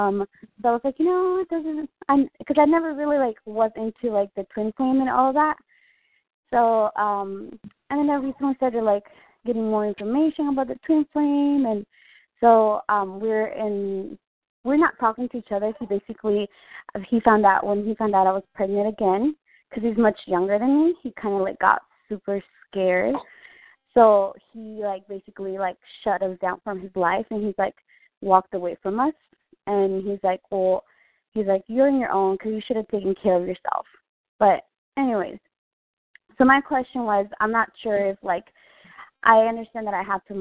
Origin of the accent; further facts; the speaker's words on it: Vista, California, United States; Oh, I'm from Vista, California.